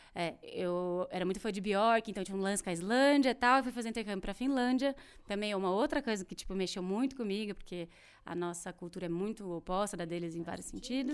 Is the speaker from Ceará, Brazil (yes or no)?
no; Ribeirão Preto, São Paulo, Brazil; also born or lived in France; eu sou de Ribeirão Preto